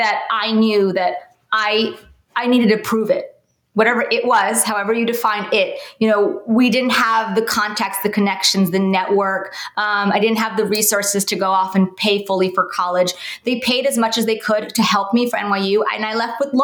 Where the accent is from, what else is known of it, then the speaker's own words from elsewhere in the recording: New York City, New York, United States; I grew up in New York, in Brooklyn